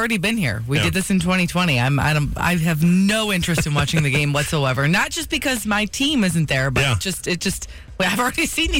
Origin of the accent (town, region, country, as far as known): Detroit, Michigan, United States